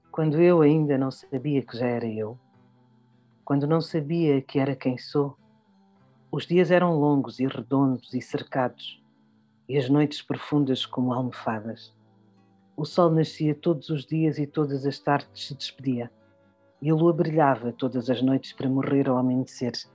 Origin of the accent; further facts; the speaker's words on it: Bié, Angola; born there; Eu nasci em, em Angola, no Bié, em 1972. Uh, ah, a minha mãe é angolana, uh, do Bié, o meu pai é timorense uh, do, de Viquet.